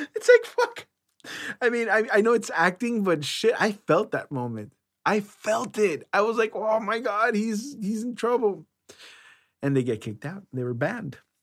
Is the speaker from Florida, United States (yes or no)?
no; Los Angeles, California, United States; also born or lived in San Fernando Valley; I grew up in Los Angeles